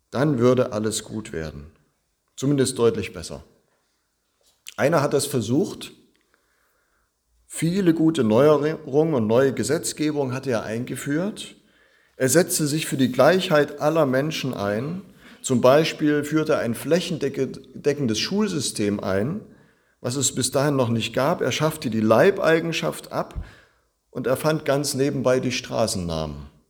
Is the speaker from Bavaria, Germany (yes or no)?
no; Zittau, Saxony, Germany; In meiner Heimatstadt Zittau, da war echt was los vorgestern.